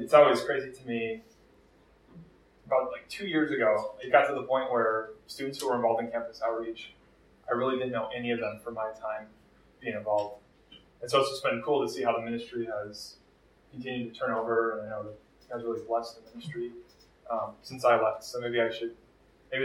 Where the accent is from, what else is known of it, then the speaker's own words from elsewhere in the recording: Minneapolis, Minnesota, United States; I am from Twin Cities. I grew up kind of locally